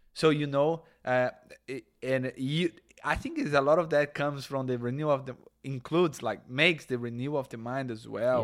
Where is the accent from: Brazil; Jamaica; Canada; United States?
Brazil; moved away; Catholics and, and evangelical that we come in Brazil